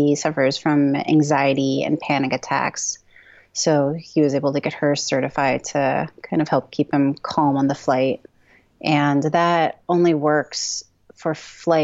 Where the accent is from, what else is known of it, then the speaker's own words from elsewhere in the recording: Oregon, United States; we're from Oregon